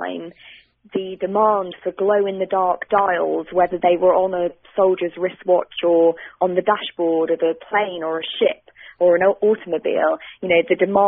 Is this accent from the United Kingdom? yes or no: yes; United Kingdom; accent: British; also born or lived in London, England; You can probably hear from my accent that I'm British